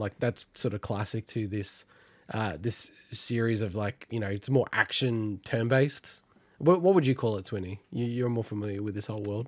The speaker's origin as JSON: {"language": "English", "country": "Australia", "said": "as Australians"}